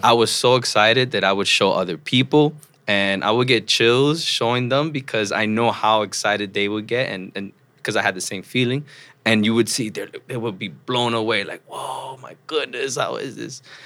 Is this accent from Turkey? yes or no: no; New York City, New York, United States; also born or lived in Troy, New York; I grew up in the Upper West Side of Manhattan